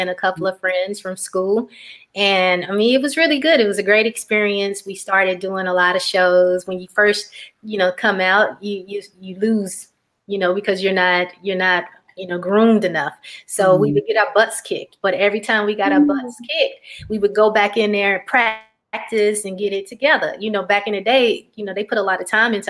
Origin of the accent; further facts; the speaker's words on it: Tampa, Florida, United States; now in Atlanta, United States; I used to live in Tampa, Florida, growing up